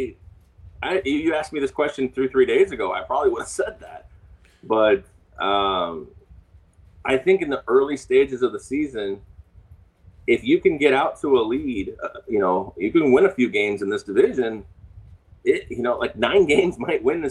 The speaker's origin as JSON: {"language": "English", "town": "Tampa", "region": "Florida", "country": "United States", "tie": "born or raised there", "said": "I was raised in Tampa"}